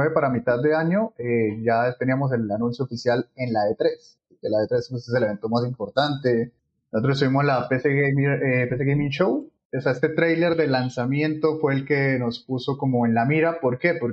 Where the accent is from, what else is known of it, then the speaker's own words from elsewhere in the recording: Bucaramanga, Santander, Colombia; also born or lived in Cali / Palmira; yo soy del Valle del Cauca, eh, yo nací en el Hospital Universitario de Cali, pero mi familia vive en Palmira, también por el trabajo de mis padres. Pero pues he vivido casi que toda la vida en Bucaram